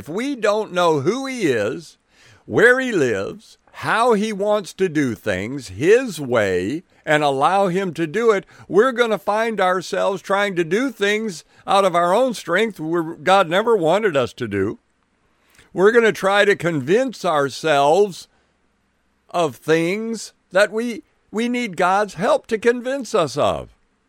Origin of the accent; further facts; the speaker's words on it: Milwaukee, Wisconsin, United States; born there; I don't doubt it any more than I doubt I was born in 1951 in Milwaukee, Wisconsin.